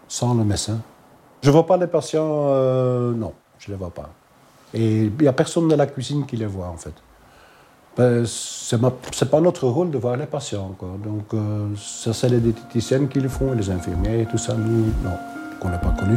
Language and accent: French; Halle, Flanders, Belgium; first language Dutch; French is a second language; Je suis néerlandophone. Je viens de Halle.